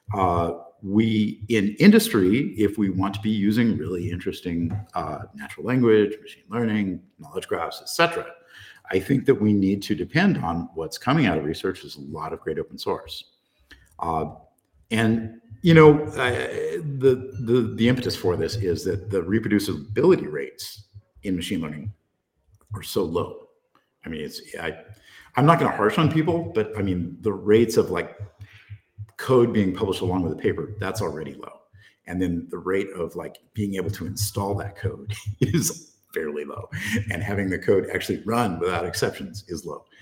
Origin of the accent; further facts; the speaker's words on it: Central Coast of California, United States; I was born down on the Central Coast of California, so uh, right around where my parents lived at the time